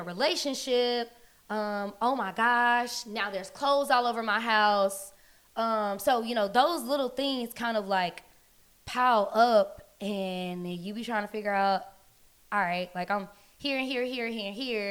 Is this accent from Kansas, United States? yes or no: no; Dallas, Texas, United States; also born or lived in Sacramento, California / Carrollton, Texas / Duncanville, Texas; born in Sacramento, California. And I was raised in Dallas, Texas